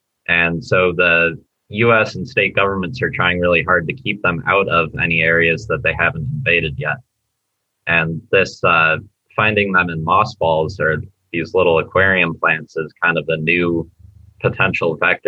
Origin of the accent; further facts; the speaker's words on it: Ohio, United States; I'm from the Great Lakes area. I grew up in Ohio